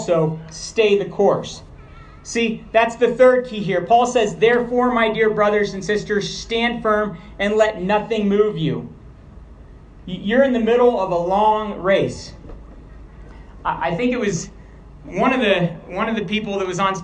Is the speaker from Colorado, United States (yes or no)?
yes; Montrose, Colorado, United States; now in New Mexico, United States; I was born in Montrose and spent a lot of time in Colorado, I'm now from the beautiful state of New Mexico